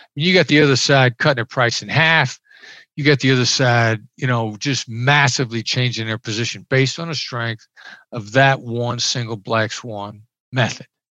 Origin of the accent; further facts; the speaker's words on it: Iowa, United States; moved away; I grew up in Iowa. I'm a small town Iowa boy